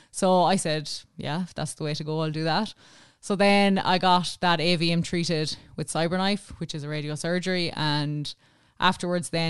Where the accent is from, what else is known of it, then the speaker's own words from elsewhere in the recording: Ballymoe, County Galway, Ireland; We would have uh, supported Galway as kids growing up because you were just on the border, literally in the Galway side.